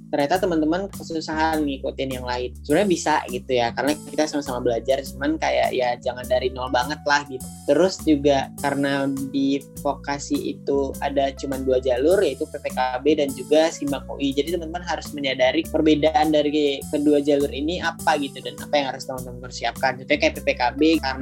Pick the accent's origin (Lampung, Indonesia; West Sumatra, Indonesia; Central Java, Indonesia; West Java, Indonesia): West Sumatra, Indonesia; Terus aku berasal dari Sumatera Barat, jadi gak jauh ya.